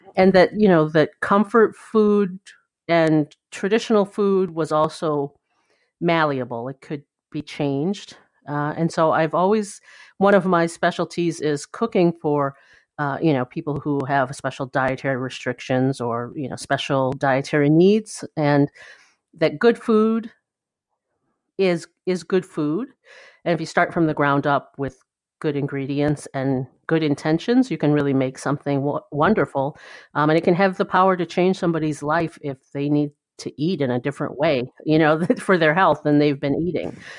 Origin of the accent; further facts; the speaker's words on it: Ann Arbor, Michigan, United States; moved away; I grew up in Michigan, in, uh, southeastern Michigan in Ann Arbor